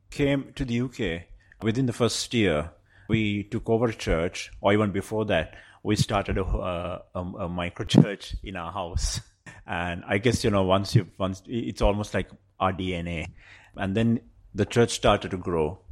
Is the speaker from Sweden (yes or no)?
no; Sri Lanka; moved away as an adult; also born or lived in Colombo, Sri Lanka; now in London, United Kingdom; I come from Sri Lanka.